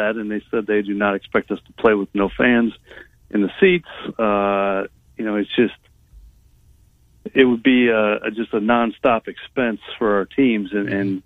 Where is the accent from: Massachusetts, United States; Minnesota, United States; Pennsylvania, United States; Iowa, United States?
Iowa, United States; Iowa City; also born or lived in Ames; I grew up in Iowa City, so my dad worked in the athletic department at Iowa, so I grew up a Hawkeye